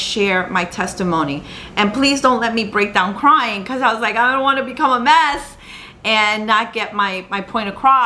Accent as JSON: {"language": "English", "region": "New York", "country": "United States", "tie": "born or raised there", "said": "I'm from the United States, I was born in New York, that my mother is Colombian, my dad's Peruvian"}